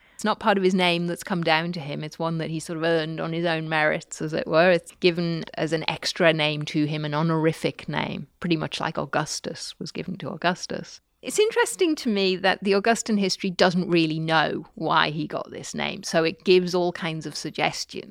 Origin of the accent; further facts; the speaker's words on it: Newcastle upon Tyne, North East England, United Kingdom; where I grew up in Newcastle